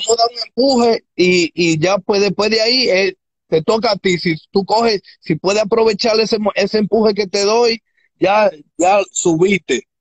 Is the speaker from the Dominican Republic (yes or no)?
yes; Dominican Republic; accent: Dominican; now in United States; yo soy mitad boricua, mitad dominicano, el español mío tú lo oyes medio dominicano